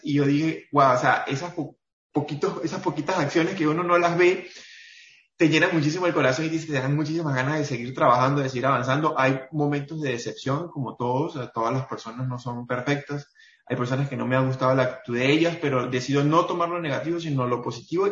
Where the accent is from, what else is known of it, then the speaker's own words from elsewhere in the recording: Venezuela; now in Cúcuta, Colombia; soy venezolano colombiano. Vivo actualmente en la ciudad de Cúcuta